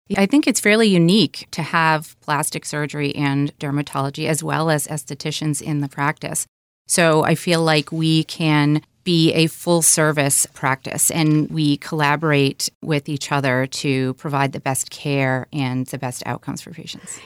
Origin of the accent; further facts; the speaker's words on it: Michigan, United States; I grew up in Michigan. a small town about an hour or so north of Detroit